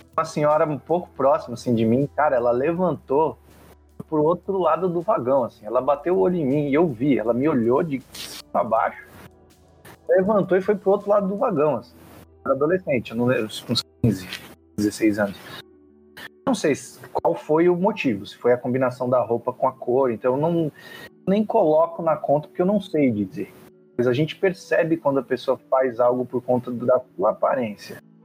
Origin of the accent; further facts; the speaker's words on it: São Paulo, Brazil; tenho 35 anos, de São Paulo, capital